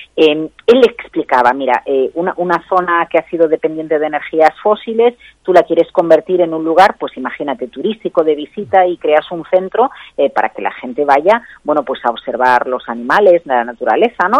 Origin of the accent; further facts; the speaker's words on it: Galicia, Spain; moved away; somos muchos los gallegos que estamos fuera de Galicia